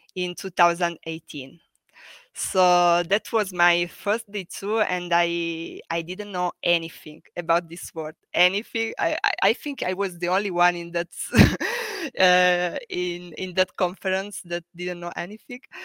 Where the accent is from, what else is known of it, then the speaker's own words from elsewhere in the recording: Tursi, Basilicata, Italy; moved away as an adult; also born or lived in Florence, Italy / Venice, Italy; now in Berlin, Germany; I come from a little town in the south of Italy. The name is Tursi, uh, near Matera. So I come from Basilicata